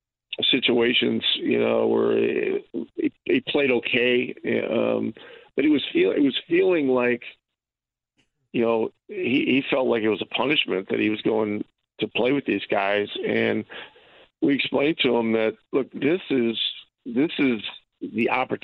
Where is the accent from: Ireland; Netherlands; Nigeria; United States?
United States; Ogdensburg, New York; now in Indianapolis, United States; About a 10-minute ride to my hometown in Ogdensburg